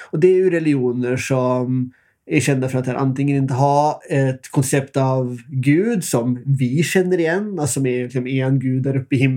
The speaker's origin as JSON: {"language": "Swedish", "country": "Norway", "said": "Så ska man ändå veta att här, det är ju där jag kommer ifrån."}